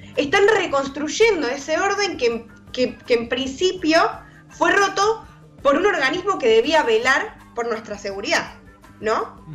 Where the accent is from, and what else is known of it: Argentina